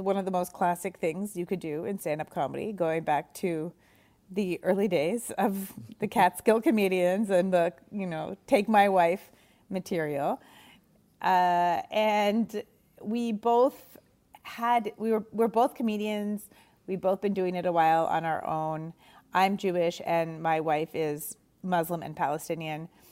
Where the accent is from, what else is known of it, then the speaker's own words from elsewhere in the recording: Montreal, Quebec, Canada; moved away as an adult; now in New York, United States; doing stand-up in, in Montreal where we're from.